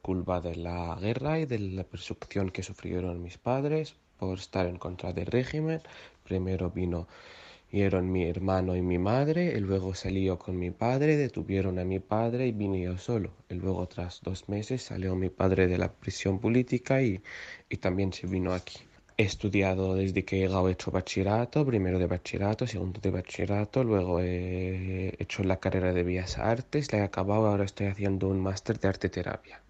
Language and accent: Spanish; Syria; moved away as an adult; now in Spain; tengo 25 años, vengo de Siria, llegué aquí en 2014